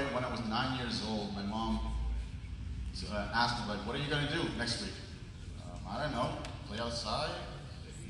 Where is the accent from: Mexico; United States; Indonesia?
Indonesia; Maluku; I'm from Maluku. If you don't know where it is right above Australia, between Australia and Philippines.